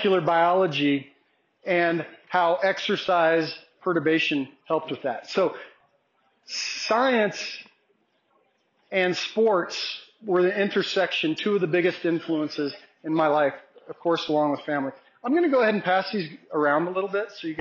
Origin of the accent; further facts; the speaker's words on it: Olney Springs, Colorado, United States; My hometown, Olney Springs, is 35 miles from here, but Crowley County High School is over in Ordway